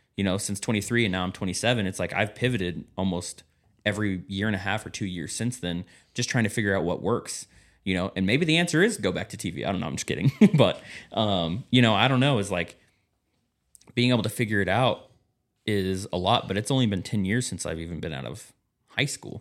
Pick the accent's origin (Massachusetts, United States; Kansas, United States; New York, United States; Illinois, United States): Kansas, United States; moved away; I'm from Kansas